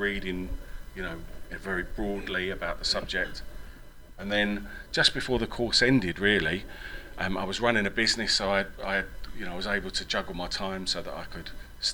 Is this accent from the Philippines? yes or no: no; England, United Kingdom; accent: English; also born or lived in Ireland; I went to a Jesuit grammar school in England